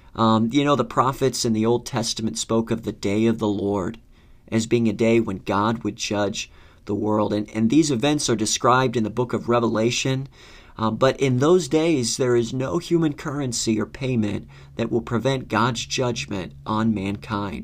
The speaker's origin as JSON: {"language": "English", "region": "Florida", "country": "United States", "tie": "born or raised there", "moved": "as an adult", "lives_now": "Northern Virginia, United States", "said": "growing up in Florida"}